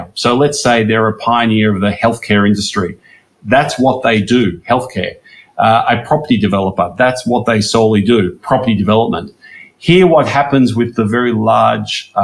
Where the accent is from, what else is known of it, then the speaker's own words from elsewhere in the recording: Melbourne, Victoria, Australia; moved away as an adult; now in Indonesia; growing up in Melbourne.